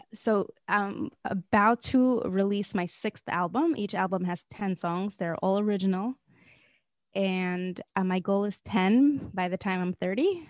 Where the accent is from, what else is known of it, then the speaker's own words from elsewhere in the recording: Moscow, Russia; moved away; I grew up in Moscow, Russia.